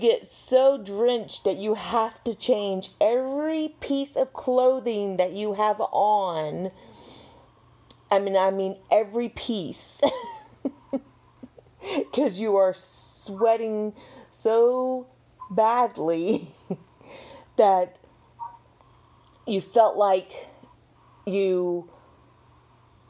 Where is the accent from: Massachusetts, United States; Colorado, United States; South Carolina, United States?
South Carolina, United States; Women in South Carolina, I mean, we're from the South